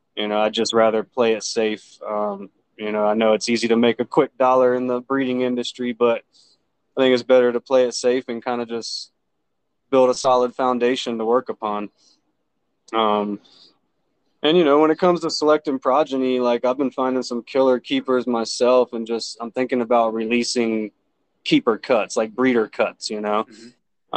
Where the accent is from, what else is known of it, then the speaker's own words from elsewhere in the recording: Jacksonville, Florida, United States; now in Colorado, United States; I was born and raised in uh, Jacksonville, Florida, actually, and uh, moved to Colorado around 2011